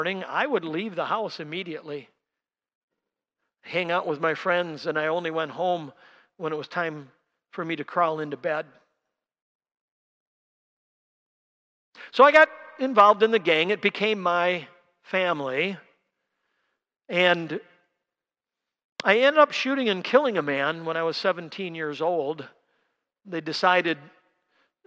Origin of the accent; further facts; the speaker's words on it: Milwaukee, Wisconsin, United States; I grew up down in Milwaukee